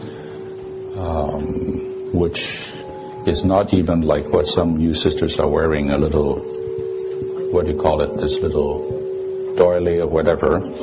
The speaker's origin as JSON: {"language": "English", "country": "Hong Kong", "moved": "yes", "said": "I'm from Hong Kong. I was from Hong Kong"}